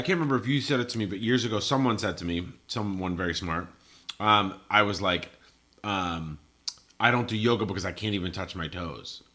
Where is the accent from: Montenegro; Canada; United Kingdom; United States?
United States; Colorado; moved away; I grew up in Colorado